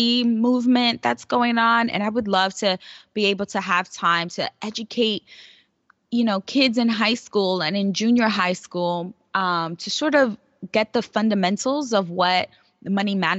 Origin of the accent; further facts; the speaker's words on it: New York City, New York, United States; I grew up in New York City, and I grew up in one of the poorest boroughs, actually the poorest borough, the Bronx